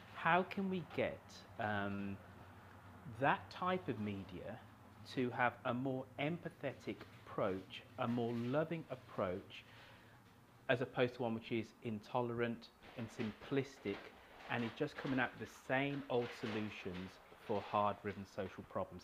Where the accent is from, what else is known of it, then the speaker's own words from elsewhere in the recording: United Kingdom; now in United States; being a Brit in your country